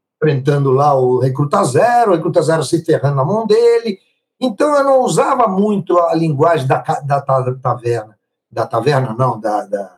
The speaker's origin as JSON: {"language": "Portuguese", "country": "Italy", "moved": "yes", "lives_now": "Brazil", "said": "Sou italiano até hoje, não me naturalizei"}